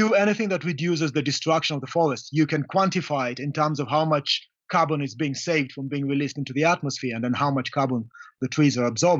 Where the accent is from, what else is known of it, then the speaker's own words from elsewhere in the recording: Kenya; I'm from Kenya.